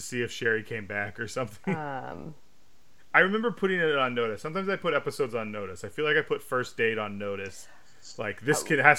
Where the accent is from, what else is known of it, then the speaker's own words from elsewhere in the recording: United Kingdom; accent: British; Shout out to Larry's, where I flaunt my British accent whenever I visit.